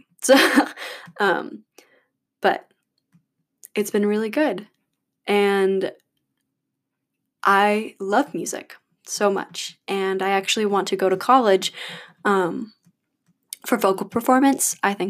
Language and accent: English; Battle Creek, Michigan, United States; now in Chapel Hill, United States; But I'm originally from Battle Creek, Michigan, so I'm a Midwest girl.